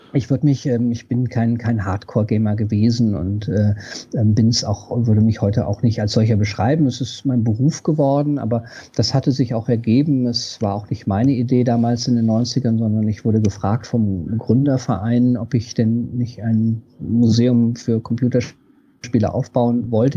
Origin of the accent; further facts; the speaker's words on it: West Germany, Germany; Ich bin zwar in Westdeutschland groß geworden